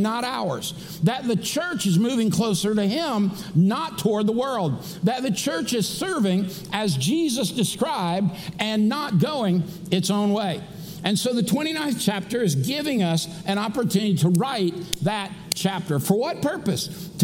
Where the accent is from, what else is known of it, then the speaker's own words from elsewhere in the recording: Daytona Beach, Florida, United States; I grew up in Daytona Beach, Florida, back in the day when you could go to the races for $5.